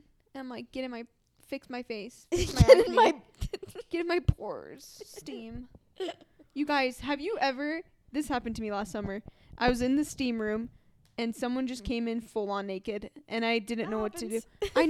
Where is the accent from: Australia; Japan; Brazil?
Japan; moved away; I grew up in Japan.